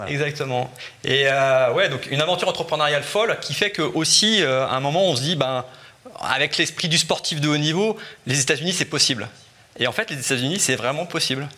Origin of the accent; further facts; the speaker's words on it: France; on est des Français